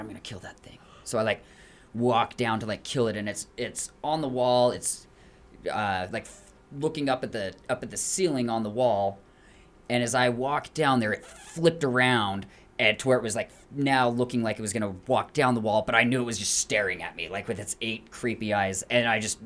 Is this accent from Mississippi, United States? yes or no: no; Morgan, Utah, United States; I grew up in Morgan, and so we have like box elder